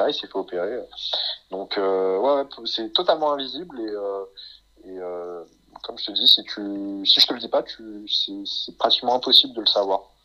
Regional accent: France; on est français

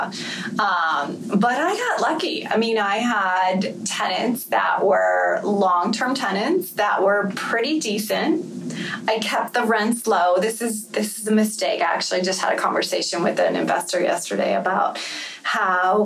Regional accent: Florida, United States; I grew up in Florida

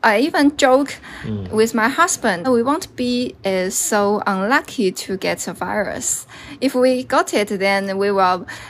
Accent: Wuxi, Jiangsu, China; now in Hong Kong; I will go back to my hometown, Wuxi, Jiangsu province, to celebrate Chinese New Year with my parents.

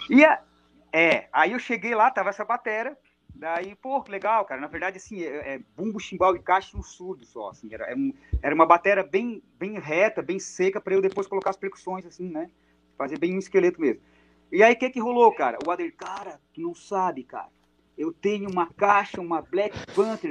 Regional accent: Araranguá, Santa Catarina, Brazil; a minha cidade natal é uma cidade perto de, de Criciúma, a 30 quilômetros de Criciúma, chamada Araranguá.

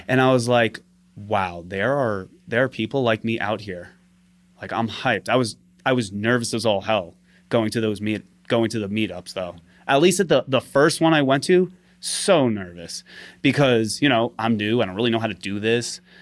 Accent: New York City, New York, United States; also born or lived in London; I'm from Staten Island, Staten Island, New York. Always lived there, born and raised

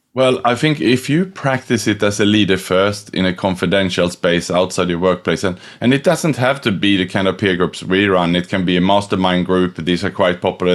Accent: Sweden; moved away as an adult; also born or lived in Australia / Thailand / Indonesia / Vietnam; now in Singapore; I was born in Sweden, but I left 98 for Australia, which was as far away as I could from home

